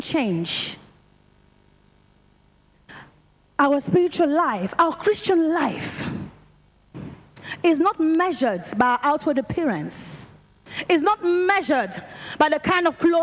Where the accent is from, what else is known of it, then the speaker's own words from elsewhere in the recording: France; I'm from France, and I'm an evangelist in training